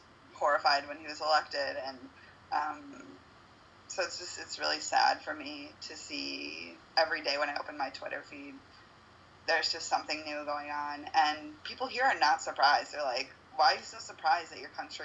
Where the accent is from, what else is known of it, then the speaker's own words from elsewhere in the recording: United States; now in Uruguay; being from the United States